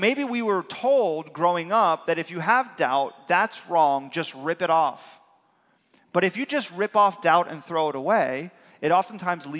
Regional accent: South Florida, United States; born and raised in South Florida

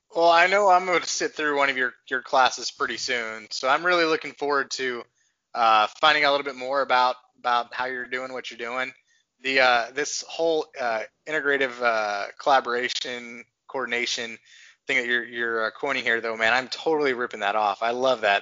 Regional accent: Texas, United States; I grew up in Texas

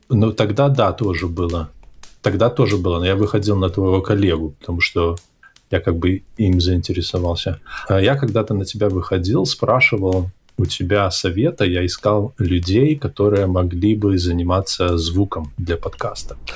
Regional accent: Hantsavichy, Brest Region, Belarus; born or raised there; moved away

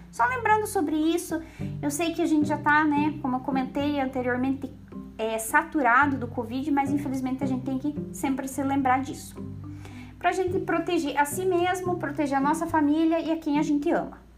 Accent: Santa Catarina, Brazil; eu sou aqui do sul, aqui de Santa Catarina também

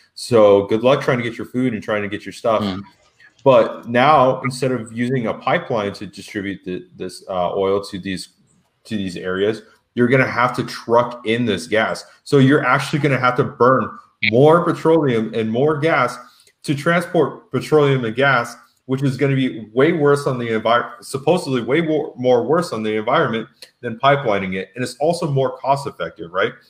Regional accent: Las Vegas, Nevada, United States; also born or lived in Tucson; I'm from Las Vegas, which is a strong, heavily union union town

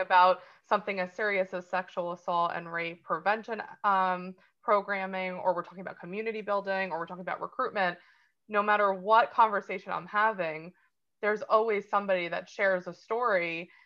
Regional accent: New Jersey, United States; I'm from New Jersey originally

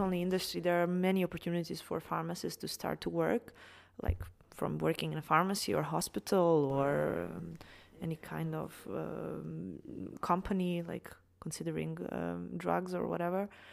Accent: Serbia; moved away as an adult; studied pharmacy back in my home country in Serbia

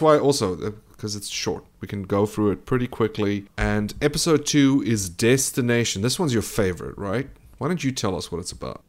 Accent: South Africa; I am South African

